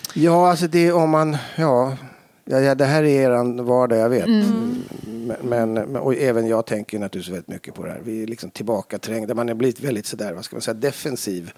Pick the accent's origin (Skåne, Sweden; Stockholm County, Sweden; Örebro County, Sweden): Stockholm County, Sweden; Stockholm; jag är uppvuxen på Lilla Essingen i Stockholm